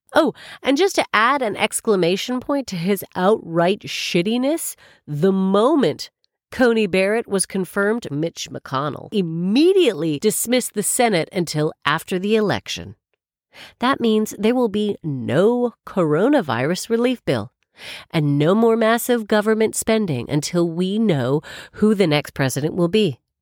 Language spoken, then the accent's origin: English; Canada; now in United Kingdom; I'm Canadian